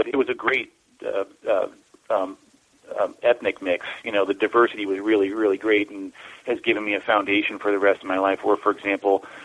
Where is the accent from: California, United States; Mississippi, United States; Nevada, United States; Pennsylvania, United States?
California, United States; Oakland; moved away as an adult; also born or lived in Mojave Desert / San Francisco / Berkeley; that's where I consider my hometown is Oakland, California, and I lived there until about 10 years ago. So all my life, I lived in Oakland and the Bay Area